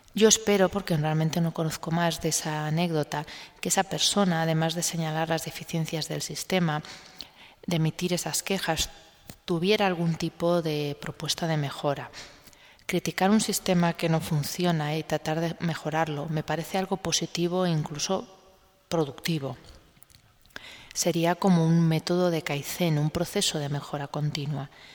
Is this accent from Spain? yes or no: yes; Spain; en un país como el español